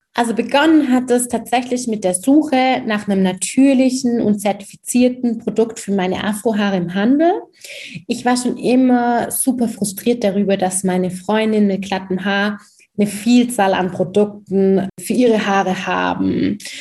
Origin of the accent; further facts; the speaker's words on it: Germany; Ich bin in Deutschland geboren, sozialisiert worden